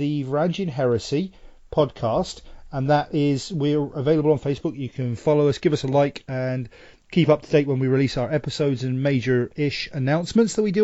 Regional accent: England, United Kingdom; I'm the English idiot

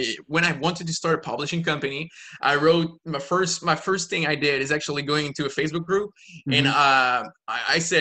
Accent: Quebec, Canada; I'm from Quebec, the French part of Canada.

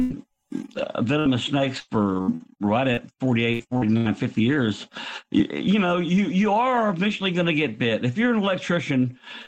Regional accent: Tampa, Florida, United States; moved away; I grew up in Tampa

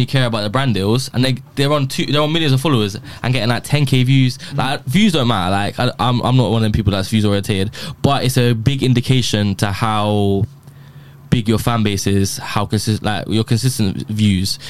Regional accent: Bedford, East of England, United Kingdom; I grew up in Bedford, where I live now.

